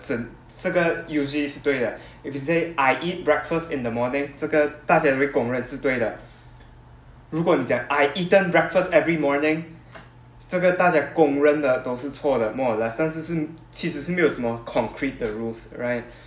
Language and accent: Chinese; Malaysia; 在马来西亚，我们学的英语是很formal